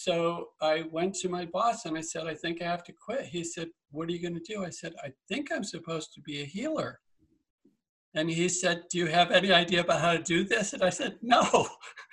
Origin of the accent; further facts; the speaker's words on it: Massachusetts, United States; moved away; also born or lived in Iowa; I was born in Massachusetts